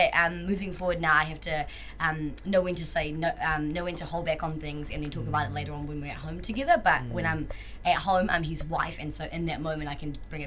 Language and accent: English; South Africa; I'm full South African.